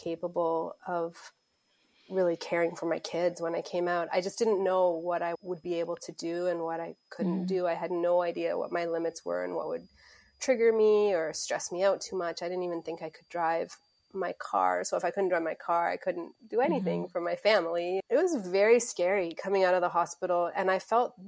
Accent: Mississauga, Ontario, Canada; also born or lived in South Africa; I was born in South Africa, but we moved to Mississauga, which is just outside of Toronto, when I was 7 years old. So I grew up in Mississauga

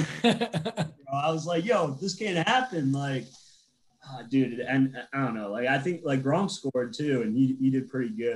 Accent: Boston, Massachusetts, United States; we're both from Boston

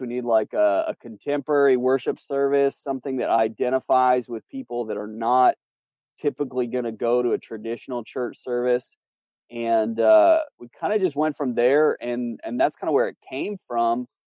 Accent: Canada; moved away as an adult; also born or lived in North Carolina; now in Charlotte, United States; I'm from Canada, so that's where I was born, raised, my family's there.

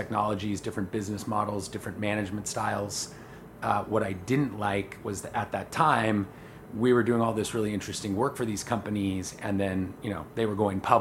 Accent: Southern California, United States; I grew up here in Southern California

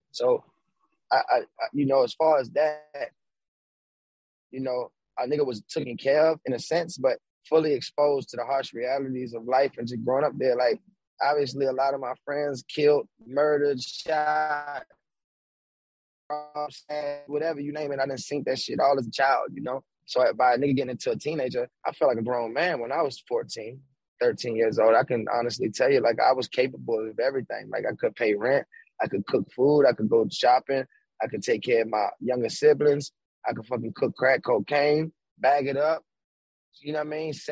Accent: Baltimore, Maryland, United States; I'm a kid from Baltimore, right?

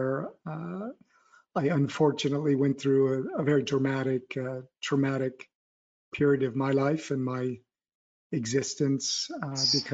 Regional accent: California, United States; moved away as an adult; now in Paris, France; I grew up in California

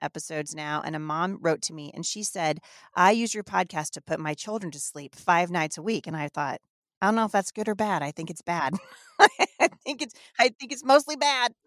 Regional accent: Northern United States, United States; accent: Northern; I'm not from the South, so really, I've been told I just have a Northern accent

